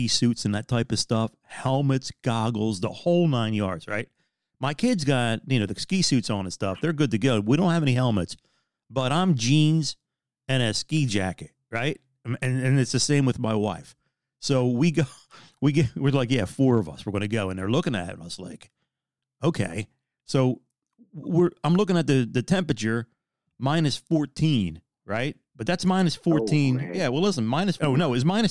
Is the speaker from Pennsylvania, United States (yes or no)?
yes; Philadelphia, Pennsylvania, United States